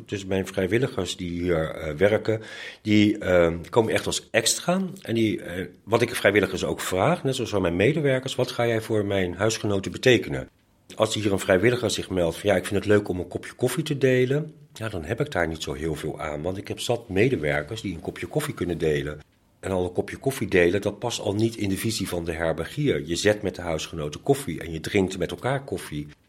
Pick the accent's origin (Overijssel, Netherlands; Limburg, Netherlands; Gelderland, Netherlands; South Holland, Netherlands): South Holland, Netherlands; Delft; ik ben een Delftenaar en mijn partner ook